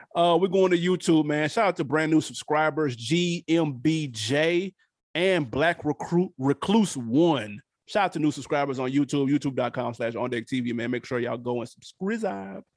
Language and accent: English; New York, United States; I'm from New York